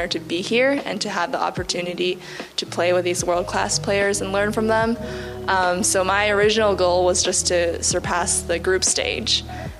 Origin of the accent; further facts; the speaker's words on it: Palo Alto, California, United States; I was born in the U.S., born and raised in Palo Alto, California. But my parents are both from China.